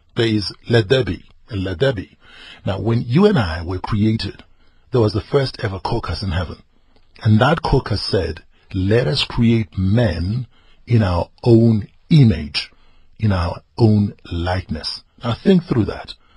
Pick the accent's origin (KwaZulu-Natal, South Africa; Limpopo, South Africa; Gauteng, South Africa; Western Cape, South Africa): KwaZulu-Natal, South Africa; northern; I grew up in the village. I am from Mklabia Lingana, northern KwaZulu-Natal.